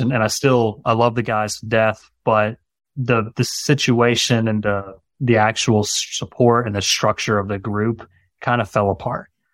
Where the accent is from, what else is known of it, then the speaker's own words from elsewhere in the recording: Greenville, South Carolina, United States; moved away as an adult; also born or lived in Augusta, Georgia; moved back to this area where we are now, which is my hometown in Greenville, South Carolina